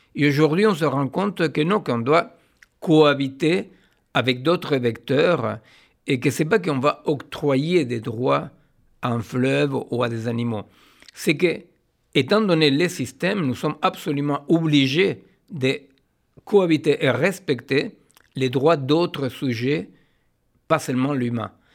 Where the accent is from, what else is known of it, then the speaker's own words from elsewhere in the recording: Argentina; moved away; je suis euh, né en Argentine d'une famille juive séfarade